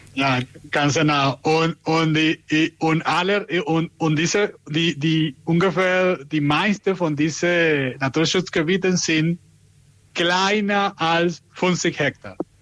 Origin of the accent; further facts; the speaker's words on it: Venezuela; German is a second language; now in Germany; ich komme aus Venezuela